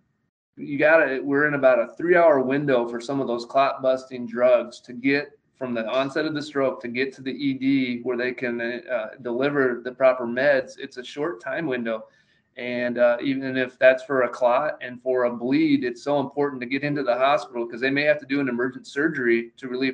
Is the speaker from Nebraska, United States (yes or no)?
yes; Nebraska, United States; I grew up in Nebraska